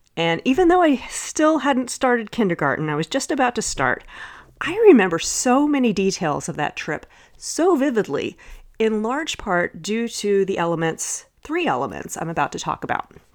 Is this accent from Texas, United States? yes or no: yes; Dallas, Texas, United States; growing up in Dallas